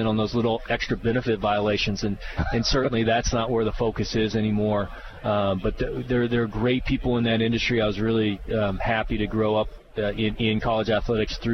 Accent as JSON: {"language": "English", "region": "Nebraska", "country": "United States", "tie": "born or raised there", "also_born_or_lived": "Fort Worth, Texas", "moved": "yes", "said": "I grew up in Nebraska"}